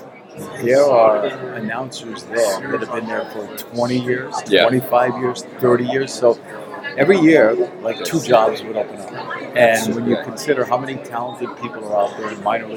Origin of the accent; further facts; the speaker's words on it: Boston, Massachusetts, United States; I grew up in Boston